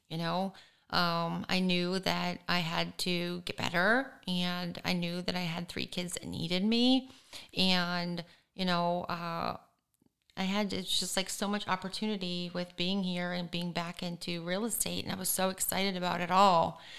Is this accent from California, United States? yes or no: no; Michigan, United States; now in Florida, United States